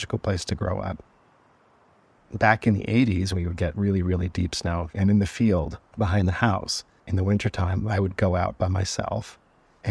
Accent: Canada; growing up in Canada

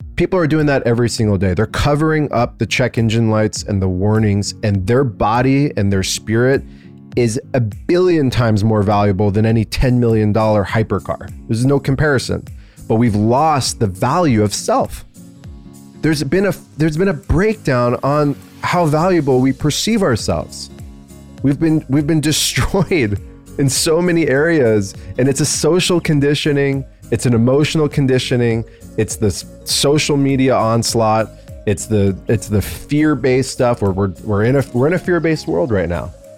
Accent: United States; I'm this American kid with these two pa-, Persian parents

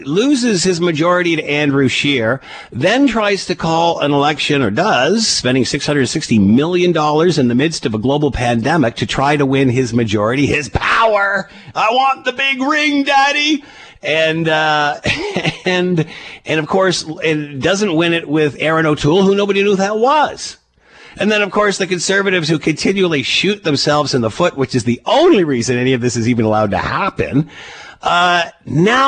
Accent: Canada; As a Canadian

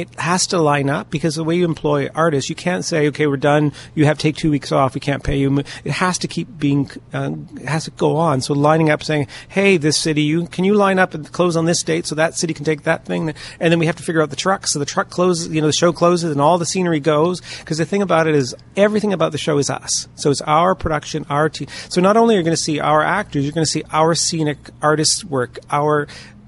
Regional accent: London, Ontario, Canada; I grew up here in London

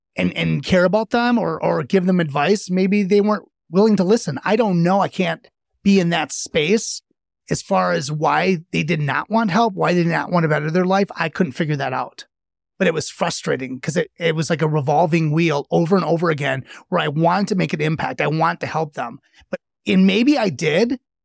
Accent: a suburb in Milwaukee, Wisconsin, United States; I was in a suburb in Milwaukee, and I grew up one of eight kids

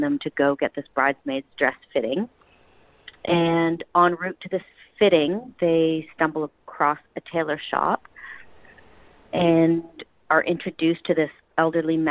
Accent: Vancouver, British Columbia, Canada; This is my hometown

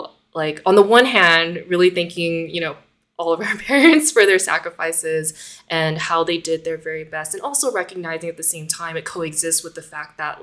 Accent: United States; being Asian American, being a daughter of like refugees, like my parents are both people from Vietnam

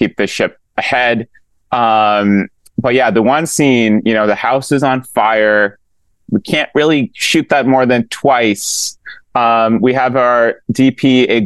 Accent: Pakistan; I did religious studies growing up in Pakistan

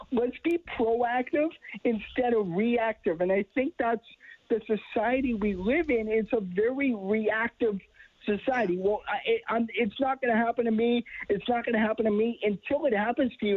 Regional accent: Edmonton, Alberta, Canada; I was born in Edmonton, born and raised

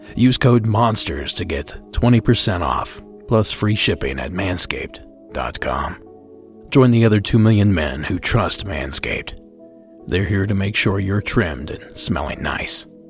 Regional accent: Ohio, United States; my home state and a town I used to work in Glass City, Toledo, Ohio.

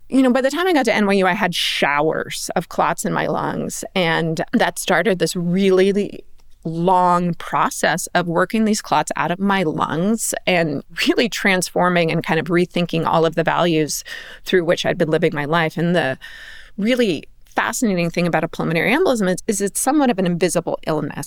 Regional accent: Palos Verdes, California, United States; I grew up in Palos Verdes, which is tennis country.

